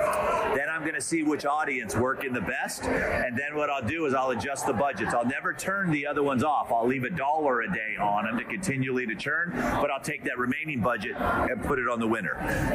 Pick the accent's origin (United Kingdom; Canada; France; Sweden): Canada; We're out from Canada, eh?